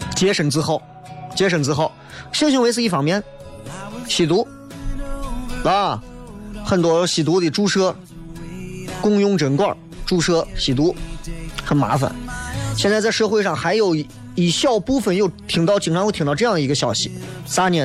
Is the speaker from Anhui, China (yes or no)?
no; Xi'an, Shaanxi, China; 我们西安的这个什么人均G D P是多少的一个城市